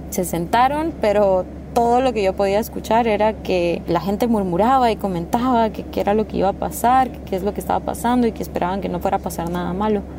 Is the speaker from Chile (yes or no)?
no; Guatemala; Hola, ¿qué tal? … soy de Guatemala y me gusta viajar y conocer